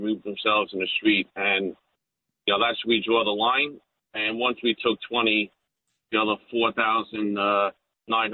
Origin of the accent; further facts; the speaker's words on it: New York City, New York, United States; I'm from Bay Ridge. I know the area well